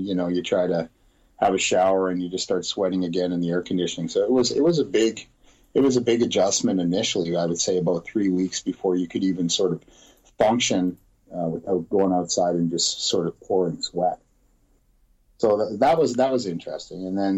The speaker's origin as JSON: {"language": "English", "country": "Canada", "said": "as a Canadian police officer, all police officers that are selected for deployment go through the Royal Canadian Mounted Police."}